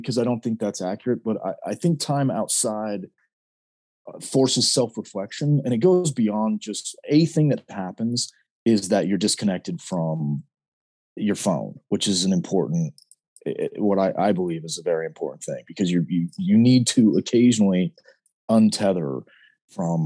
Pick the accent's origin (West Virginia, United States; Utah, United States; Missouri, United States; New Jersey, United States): Utah, United States; Southern; now in Idaho, United States; we live in Idaho now, but I am from Southern Utah.